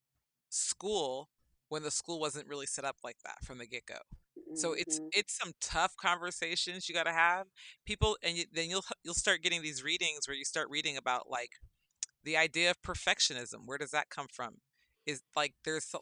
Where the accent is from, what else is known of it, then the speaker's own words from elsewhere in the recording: Berkeley, California, United States; I grew up in Berkeley, California